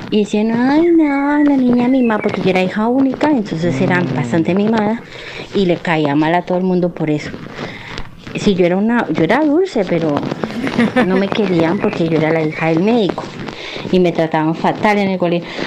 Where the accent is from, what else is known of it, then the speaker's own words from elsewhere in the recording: Llanos Orientales, Colombia; moved away; also born or lived in Cali, Colombia; cuando yo era pequeña, aunque yo nací en Cali, vivimos en los llanos eh, mucho tiempo, ¿vale? Desde mis cinco años o cuatro, hasta que yo cumplí 12.